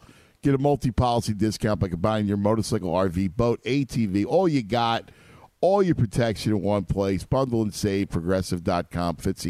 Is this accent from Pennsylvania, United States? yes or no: yes; Philadelphia, Pennsylvania, United States; And for those people who don't know, I'm from Philly, I channel my inner 12-year-old sometimes with the sports team because I'm still a sports head